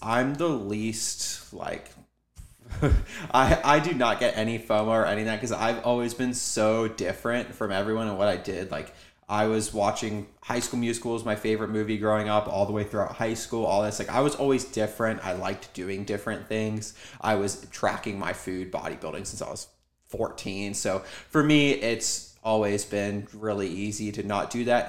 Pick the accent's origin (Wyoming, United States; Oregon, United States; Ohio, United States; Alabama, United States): Ohio, United States; Cincinnati; I'm from Cincinnati, Ohio